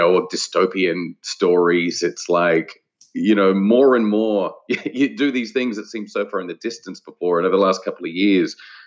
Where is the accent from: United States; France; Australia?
Australia; Adelaide Hills, South Australia; I grew up in the Adelaide Hills of Australia